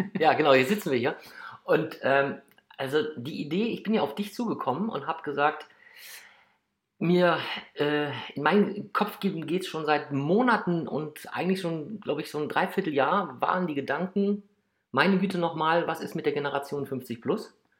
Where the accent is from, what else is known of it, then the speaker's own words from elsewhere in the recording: Krefeld, North Rhine-Westphalia, Germany; geboren in Krefeld